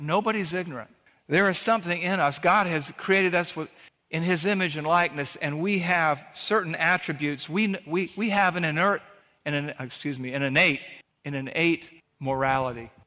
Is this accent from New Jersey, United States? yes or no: no; Savannah, Georgia, United States; the beach where we grew up in Savannah, Georgia